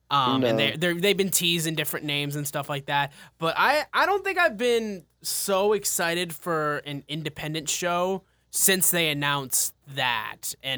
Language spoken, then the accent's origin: English; Michigan, United States; Yeah, we're from Michigan. Yeah. Chicago's not a long drive.